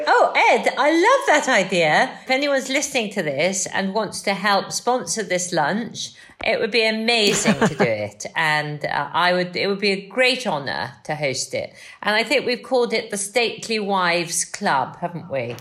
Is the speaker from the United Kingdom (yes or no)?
yes; Wales, United Kingdom; moved away; I'm a Welsh farmer's daughter